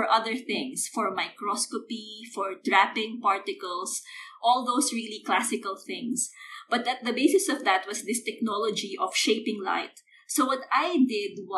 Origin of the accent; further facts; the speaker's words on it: Philippines; moved away as an adult; I grew up in the Philippines